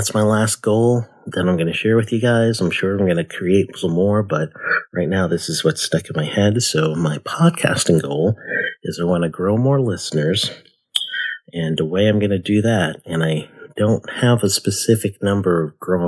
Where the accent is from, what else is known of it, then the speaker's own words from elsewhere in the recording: United States; also born or lived in Guyana; I was born in America, youngest of five